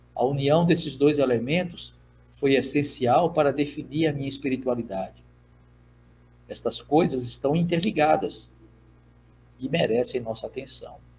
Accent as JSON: {"language": "Portuguese", "country": "Brazil", "first_language": "Portuguese", "said": "Como brasileiro, eu sou nativo da língua portuguesa"}